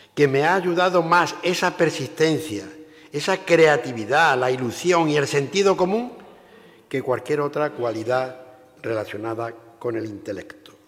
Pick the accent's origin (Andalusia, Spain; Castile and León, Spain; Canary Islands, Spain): Andalusia, Spain; La Roda de Andalucía; ser alcalde durante 10 años en mi pueblo, La Roda de Andalucía, donde nací